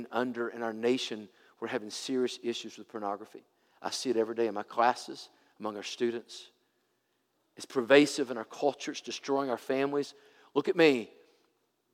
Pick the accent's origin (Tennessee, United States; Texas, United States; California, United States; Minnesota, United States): Tennessee, United States; I'm from Tennessee.